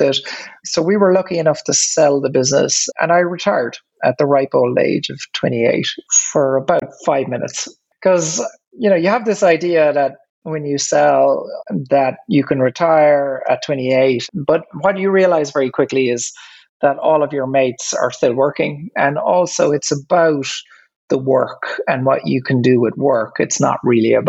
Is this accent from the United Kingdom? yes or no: no; Ireland; accent: Irish; You can probably hear from my accent that I'm Irish. When I grew up, I guess I grew up on a farm